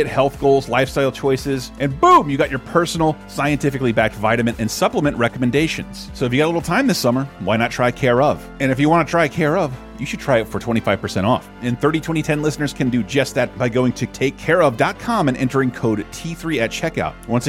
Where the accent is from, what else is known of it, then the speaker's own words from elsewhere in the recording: United States; I'm an American.